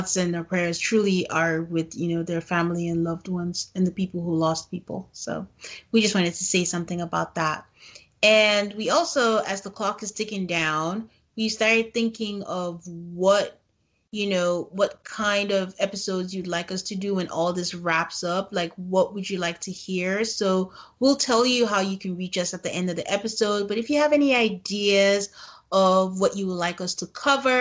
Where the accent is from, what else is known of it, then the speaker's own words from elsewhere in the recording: Nigeria; we are both from Nigeria